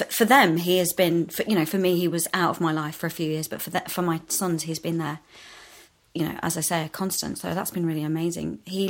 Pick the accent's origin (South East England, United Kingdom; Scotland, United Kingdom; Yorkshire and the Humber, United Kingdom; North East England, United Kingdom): Yorkshire and the Humber, United Kingdom; also born or lived in Morley / York / Leeds; we moved around quite a lot. We never stayed in the same place for very long. So I was born in Morley, primary school in York, back to middle school